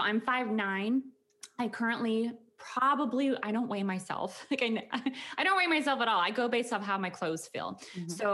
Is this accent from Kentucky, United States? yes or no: no; Conrad, Montana, United States; moved away as an adult; also born or lived in Bozeman, Montana / Wyoming; now in Houston, United States; I was born in Montana, a little tiny farm town called Conrad, Montana, up by the border of Canada